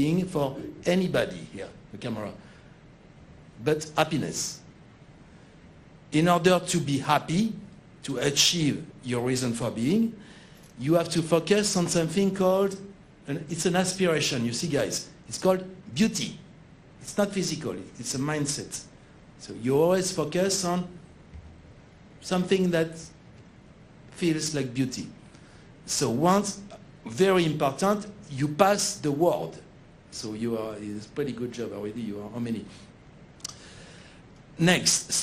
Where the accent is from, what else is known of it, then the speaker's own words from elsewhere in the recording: France; accent: French; English is a second language; moved away; my accent, I'm French